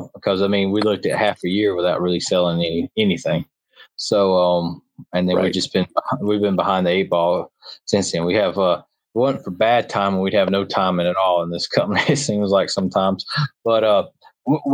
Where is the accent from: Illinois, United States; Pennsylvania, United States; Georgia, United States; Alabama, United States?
Alabama, United States; Troy; I'm from Alabama